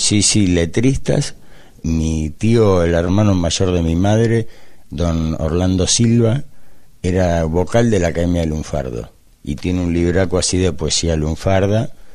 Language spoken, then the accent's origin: Spanish; Buenos Aires, Argentina; como porteño, todos los porteños tenemos el derecho y el deber de hacer el tango a nuestro sentimiento